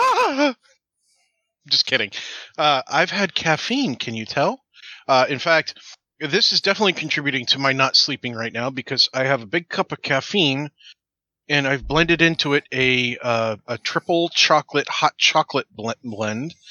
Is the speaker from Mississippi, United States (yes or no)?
no; New York, United States; I'm from New York